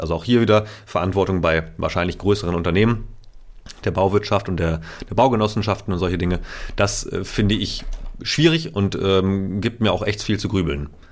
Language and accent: German; Itzehoe, Schleswig-Holstein, Germany; moved away; meiner Heimatstadt Zoho